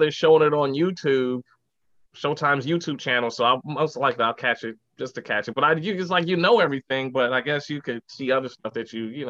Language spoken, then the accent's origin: English; New York City, New York, United States; also born or lived in Manhattan, New York / Brooklyn, New York; I grew up in the Bronx